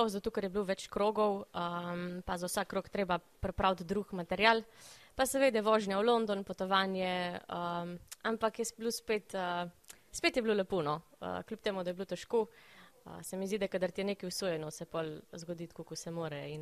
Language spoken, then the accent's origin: Slovenian; Vipava, Goriška, Slovenia; A, iz Vipave sem prišla.